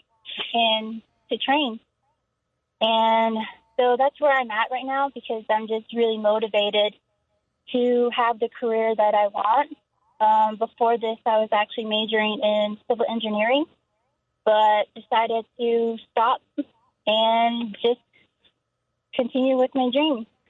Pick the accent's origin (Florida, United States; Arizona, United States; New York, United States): Arizona, United States; Window Rock; moved away as an adult; now in Phoenix, United States; I come from Window Rock, Arizona. So that's on the Navajo Nation. And I'm Navajo